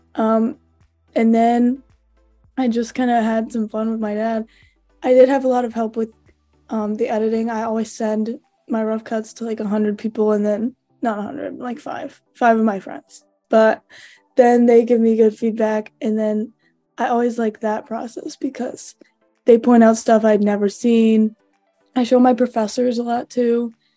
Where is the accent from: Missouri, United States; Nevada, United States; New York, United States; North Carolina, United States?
Missouri, United States; St. Louis; moved away as an adult; now in Iowa, United States; I am originally from St. Louis, Missouri